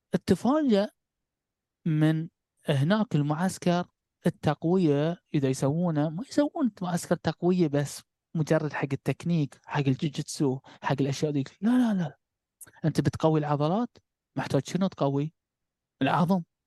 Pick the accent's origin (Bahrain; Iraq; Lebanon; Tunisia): Bahrain; احنا عندنا في البحرين نقول نكسر من المجاريف